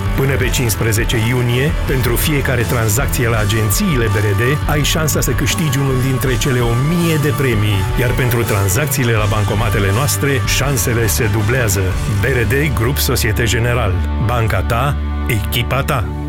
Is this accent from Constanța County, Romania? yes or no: yes; Constanța County, Romania; Eu sunt din Constanța